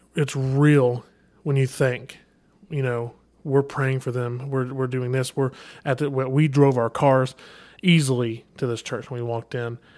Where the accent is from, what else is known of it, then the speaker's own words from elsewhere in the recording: Kentucky, United States; I'm from Kentucky, all right? We don't say the I and G